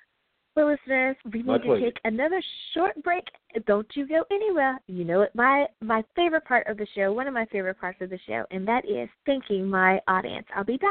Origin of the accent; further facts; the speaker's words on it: United States; my home country, the United States of America.